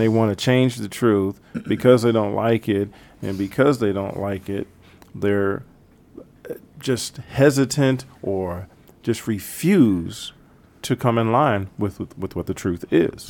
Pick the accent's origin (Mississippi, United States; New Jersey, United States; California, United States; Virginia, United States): Virginia, United States; Herndon; moved away as an adult; now in Pittsburgh, United States; Home is Herndon, Virginia